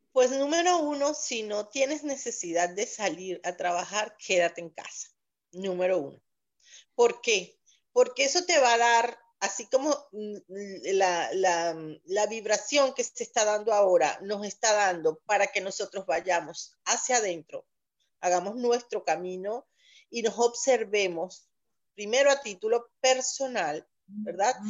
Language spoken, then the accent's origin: Spanish; Valencia, Carabobo, Venezuela; moved away as an adult; now in Boca Raton, United States; justo en mi ciudad, mi ciudad natal, Valencia